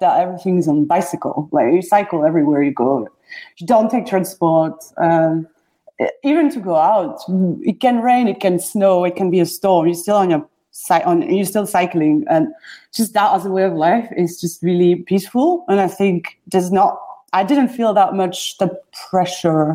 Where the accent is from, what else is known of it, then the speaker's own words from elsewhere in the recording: Brussels, Brussels-Capital Region, Belgium; moved away as an adult; also born or lived in Amsterdam / San Francisco; now in London, United Kingdom; I am from Brussels originally in Belgium. Grew up there, studied there, then moved to Amsterdam to continue studies in design